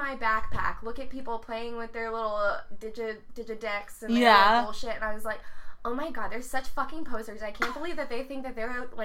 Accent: Metairie, Louisiana, United States; I was born in Metairie

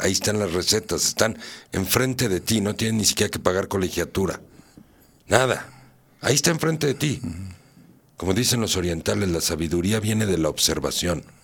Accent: Mexico; yo también soy mexicano. Quieren o no, parece que no, pero sí. Aquí nací. y aquí me moriré.

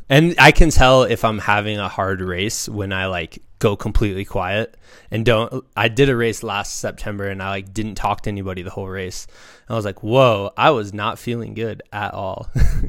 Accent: Iowa, United States; moved away; I grew up on the Mississippi River

